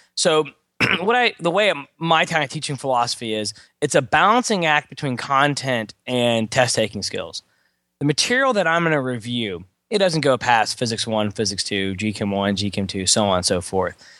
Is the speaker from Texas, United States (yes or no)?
yes; Beaumont, Texas, United States; I was born and raised in Beaumont, Texas, which is a small town near Houston